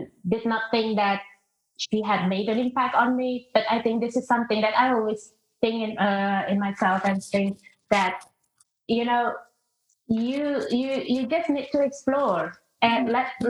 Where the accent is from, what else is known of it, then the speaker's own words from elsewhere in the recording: Indonesia; moved away; I'm originally from Indonesia. I grew up in a multicultural environment